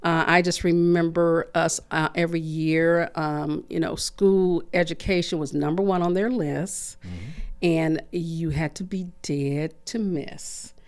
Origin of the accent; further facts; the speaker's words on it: Michigan City, Indiana, United States; moved away as an adult; now in Muncie, United States; I really enjoyed growing up in Michigan City.